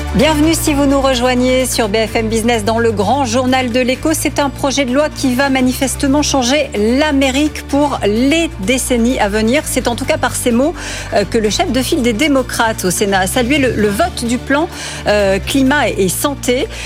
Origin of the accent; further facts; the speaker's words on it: France; ici chez nous en France